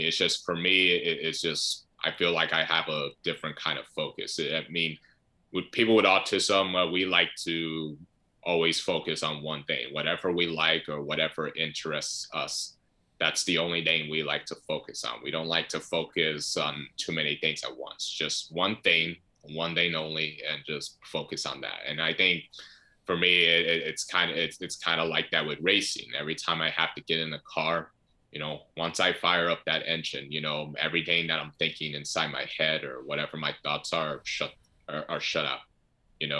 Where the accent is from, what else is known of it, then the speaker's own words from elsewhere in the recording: United States; being an American